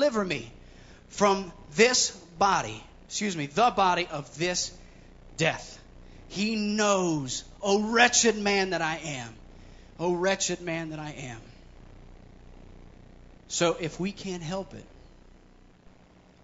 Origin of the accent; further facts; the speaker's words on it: Columbus, Ohio, United States; I was born and raised in Columbus, Ohio.